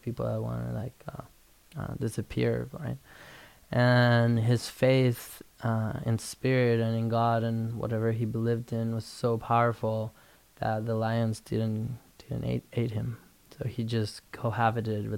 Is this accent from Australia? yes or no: no; Guatemala; I was born and raised in Guatemala in a Spanish Catholic family